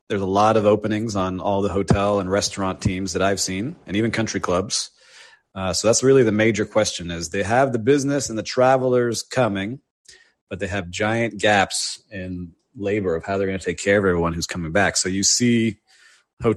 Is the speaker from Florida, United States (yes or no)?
yes; Miami, Florida, United States; born and raised in Miami